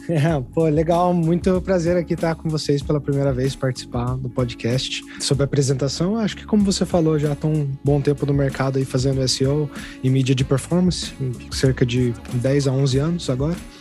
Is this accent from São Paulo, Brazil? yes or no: yes; São José dos Campos, São Paulo, Brazil; moved away as an adult; eu saí de São José dos Campos, que é a minha cidade natal, e fui para São Paulo mesmo, capital